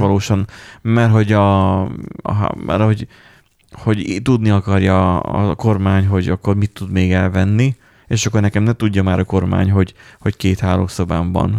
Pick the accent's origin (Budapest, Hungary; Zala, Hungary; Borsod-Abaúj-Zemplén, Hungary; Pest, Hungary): Borsod-Abaúj-Zemplén, Hungary; borsodiak vagyunk és kemények vagyunk. Tehát, hogy nálunk medve jár